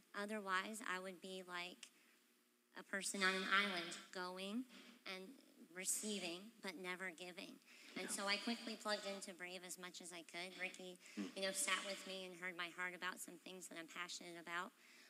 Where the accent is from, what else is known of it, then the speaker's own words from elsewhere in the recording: Florida, United States; also born or lived in Massachusetts; So we moved from Massachusetts back home to Florida, and because I had been such a strong part of the body, when we came back here to Florida, we took about 2 years looking for a church home.